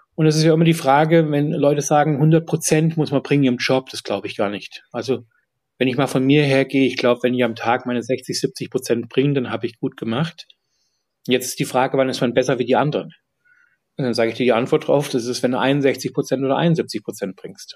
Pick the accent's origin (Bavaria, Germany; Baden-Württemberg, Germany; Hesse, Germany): Hesse, Germany; Fulda; also born or lived in Munich, Germany; now in London, United Kingdom; in Fulda, wo ich herkomme, beziehungsweise auch in München